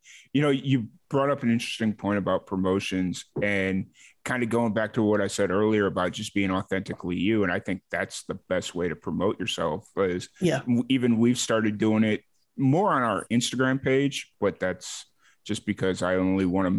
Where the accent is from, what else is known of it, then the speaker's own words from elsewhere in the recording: Chicago, Illinois, United States; accent: Chicago; moved away; I was born in Chicago. I had a hardcore Chicago accent, and it's been about, let's see, when I left Chicago in 2009, and now like my accent is just blended with this amalgamation of a whole bunch of different places I've lived.